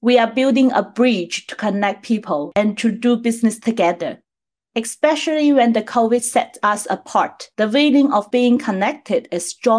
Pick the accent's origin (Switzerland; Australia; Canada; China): China; moved away as an adult; also born or lived in Paris, France; now in Shanghai, China; I was born and raised in China and went to France to pursue my post-graduate study in law.